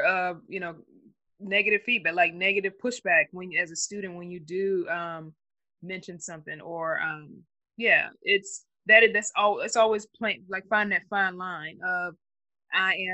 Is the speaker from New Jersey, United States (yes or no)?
no; Georgia, United States; I'm from Georgia